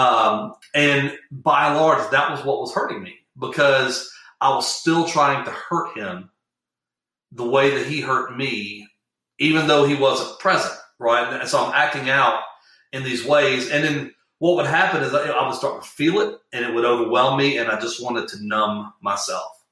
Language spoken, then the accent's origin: English; Atlanta, South Georgia, United States; we moved from South Georgia, little small town in South Georgia, to Atlanta, Georgia